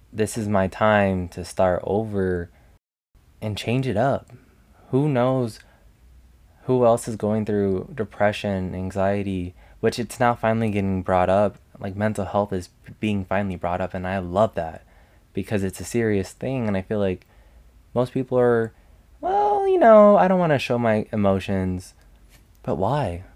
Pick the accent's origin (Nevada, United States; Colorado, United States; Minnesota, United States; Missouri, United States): Nevada, United States; Las Vegas; I am originally from Las Vegas, Nevada, and I'm still currently living in Las Vegas.